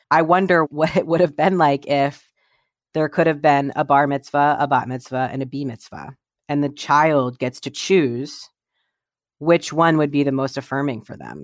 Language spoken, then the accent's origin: English; Columbus, Ohio, United States; I grew up in Columbus, Ohio